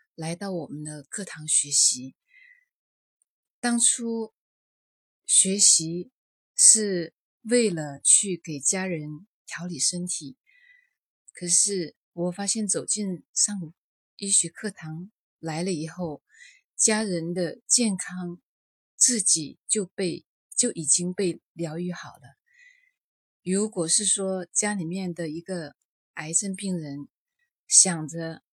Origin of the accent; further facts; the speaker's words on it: Liuzhou, Guangxi, China; 我是来自广西柳州的